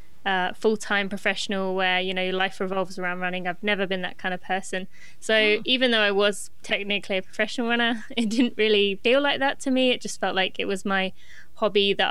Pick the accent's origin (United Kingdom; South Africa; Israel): United Kingdom; England; moved away as an adult; now in Lexington, United States; I am from Great Britain, but I actually live in the US. I live in Lexington, Kentucky